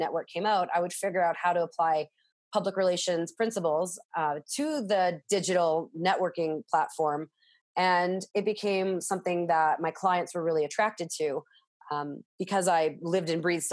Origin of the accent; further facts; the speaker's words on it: Winnipeg, Manitoba, Canada; I'm from Winnipeg, Manitoba, Canada.